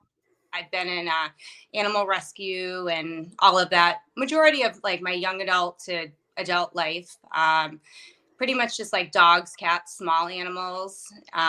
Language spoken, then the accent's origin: English; Massachusetts, United States; moved away as an adult; also born or lived in Maine; now in New Hampshire, United States; I'm from Massachusetts, and I still work there.